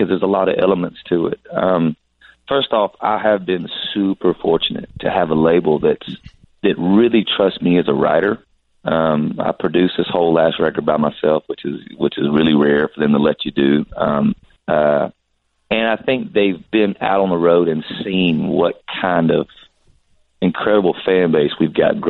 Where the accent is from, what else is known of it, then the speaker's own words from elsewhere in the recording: South Georgia, United States; moved away; I was from South Georgia. I'd never really traveled anywhere.